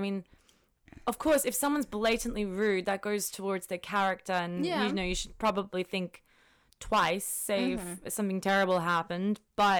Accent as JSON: {"language": "English", "country": "Australia", "also_born_or_lived": "London, United Kingdom", "said": "I came from Australia, but I've worked in London as well."}